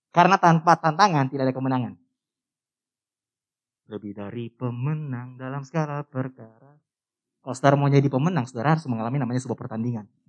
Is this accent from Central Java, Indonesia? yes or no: no; North Sulawesi, Indonesia; Orang Sangir itu Sulawesi Utara. Dari Manado naik kapal lagi semalam. Dekat Filipin. Itu kampung saya.